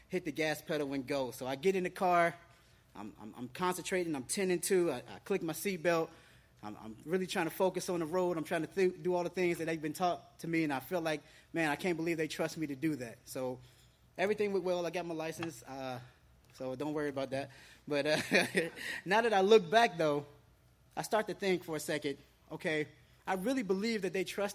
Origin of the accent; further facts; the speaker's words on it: Cincinnati, Ohio, United States; now in Florida, United States; I didn't grow up here in Florida. I grew up in Ohio, Cincinnati, Ohio